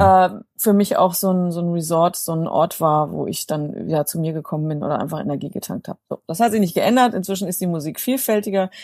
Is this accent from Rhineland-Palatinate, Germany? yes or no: no; North German Plain, north of Hanover, Lower Saxony, Germany; moved away as an adult; now in Bonn, Germany; Ursprünglich komme ich, sage ich mal, aus der norddeutschen Tiefebene, aus einem kleinen Dorf mit drei Häusern